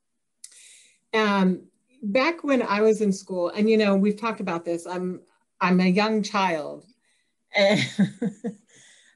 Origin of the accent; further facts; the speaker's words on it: Kokomo, Indiana, United States; I was born and raised in Kokomo, Indiana, which is about 45 minutes north of Indianapolis